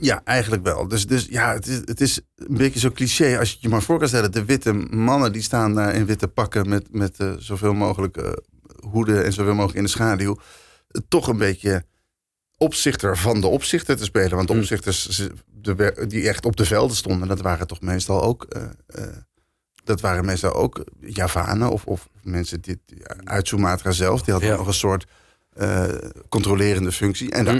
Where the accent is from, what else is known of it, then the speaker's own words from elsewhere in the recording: Netherlands; wij als Nederlanders